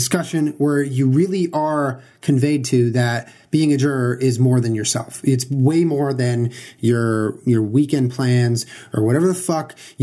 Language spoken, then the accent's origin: English; California, United States; I grew up in California